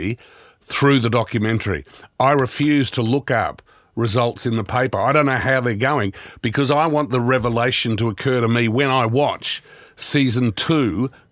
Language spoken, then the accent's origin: English; Melbourne, Victoria, Australia; I grew up in Melbourne